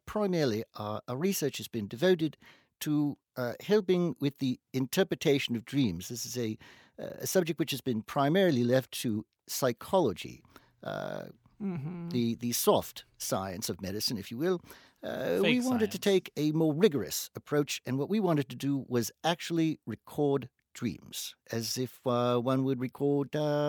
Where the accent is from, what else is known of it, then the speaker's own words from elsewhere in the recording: Cape Town, Western Cape, South Africa; No. I live in Cape Town. I've lived there all my life.